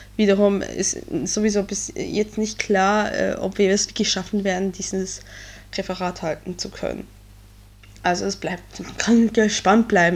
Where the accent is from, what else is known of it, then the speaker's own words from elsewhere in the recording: Switzerland; now in Germany; ich bin Schweizerin im deutschen Abitur